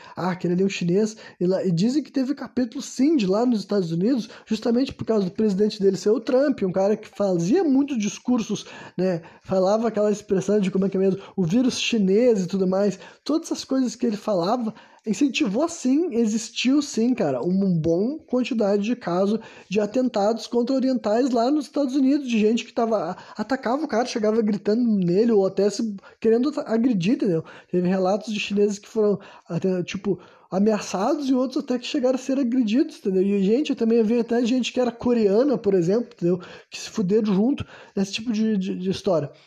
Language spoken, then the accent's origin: Portuguese; Brazil; eu nasci no Brasil